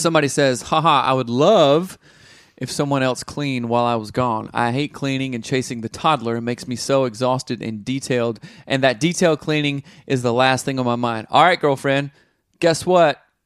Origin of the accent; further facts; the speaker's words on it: the South, United States; growing up in the South